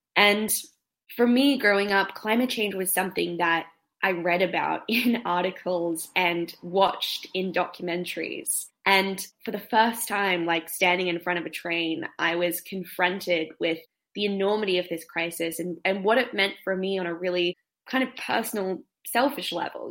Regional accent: Australia; australia my home country

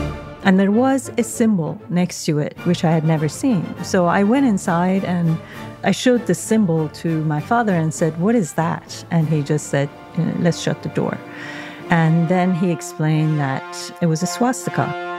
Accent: Tehran, Tehran Province, Iran; I was born and raised in Iran in a wonderful street, which was called the Alley of the Distinguished in Tehran. The alley was really home to a variety of different religious and ethnic minorities. So my family is Jewish

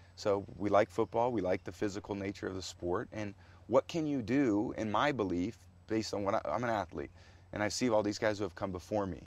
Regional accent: San Mateo, California, United States; I was growing up in Portola Drive in San Mateo, California

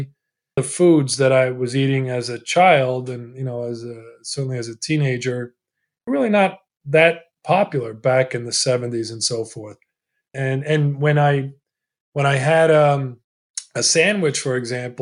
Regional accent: Glen Cove, New York, United States; first language Italian; English is a second language; also born or lived in Italy; We immigrated from Italy. We settled in a town on the north shore of Long Island in the New York area called Glen Cove. My first language was Italian, and I learned English in the schools, and I went to the Glen Cove public schools.

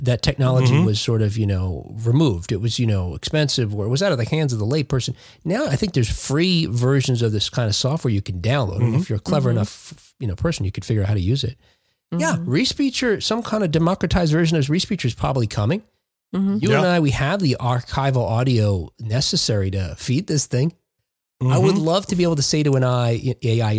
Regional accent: United States; I'm an American, 100%.

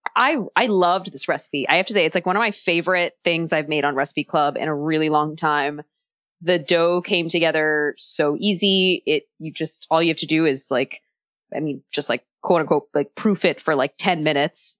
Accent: Texas, United States; I'm from Texas

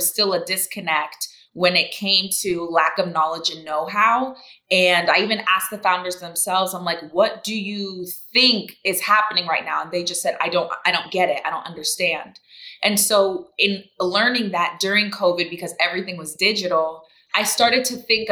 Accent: Orlando, Florida, United States; also born or lived in Brazil / Tallahassee, Florida; I grew up in Orlando, Florida, to Jamaican parents

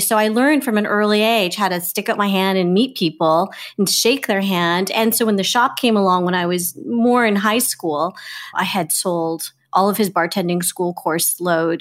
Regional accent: Victoria, British Columbia, Canada; I grew up in Victoria, B C, and so it's on the West Coast.

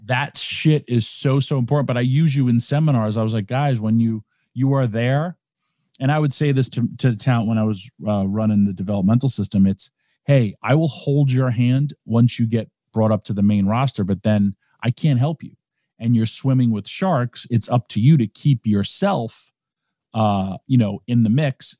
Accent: Yonkers, New York, United States; my first ever tryout was in my hometown

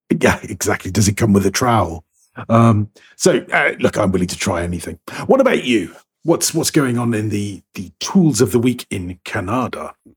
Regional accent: United Kingdom; I'm British

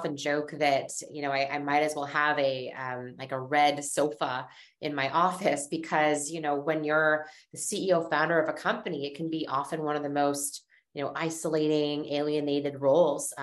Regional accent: Seattle, Washington, United States; moved away; also born or lived in East Coast; I was from Seattle and I was interested in the idea of returning home

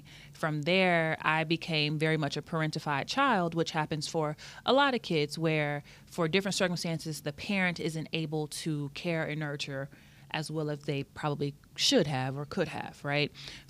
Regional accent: Austin, Texas, United States; moved away as an adult; also born or lived in San Antonio, Texas; I'm originally from Austin, Texas. That's where all my family is from. I moved to San Antonio to go to UTSA

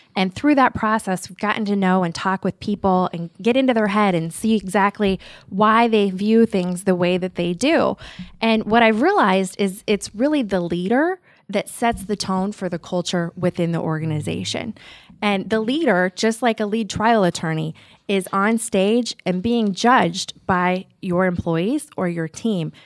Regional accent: Omaha, Nebraska, United States; also born or lived in Lincoln, Nebraska; originally from Omaha, I went to college at the University of Nebraska in Lincoln

